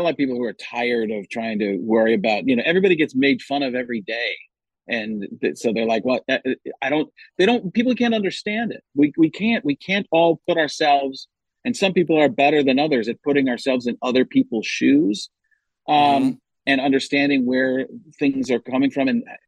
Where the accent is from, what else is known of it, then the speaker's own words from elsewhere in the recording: Chicago, Illinois, United States; I'm just going to use Italian people and you know, I'm Italian from Chicago, so I can only tell you about a third of what I know.